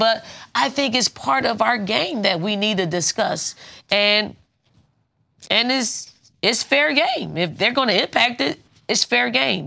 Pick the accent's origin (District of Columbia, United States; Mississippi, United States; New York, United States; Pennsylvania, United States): Pennsylvania, United States; Philadelphia; I'm from Philly. I'm from North Philly